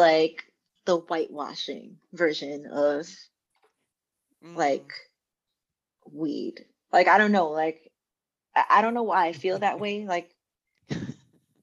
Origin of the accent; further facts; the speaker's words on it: New York City, New York, United States; I'm from Harlem